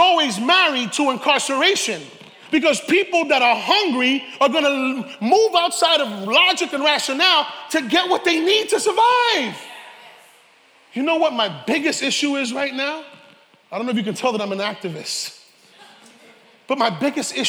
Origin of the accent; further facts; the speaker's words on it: New York City, New York, United States; I'm from the South Boogie